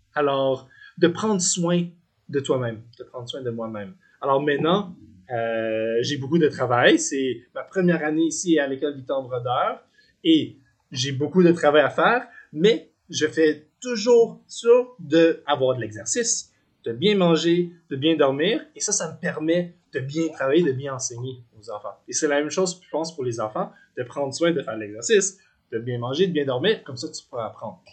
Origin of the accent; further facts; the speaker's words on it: Gatineau, Quebec, Canada; moved away as an adult; also born or lived in Vancouver; now in Victoria, Canada; Je suis originaire du Québec, la ville de Gatineau j'ai grandi là.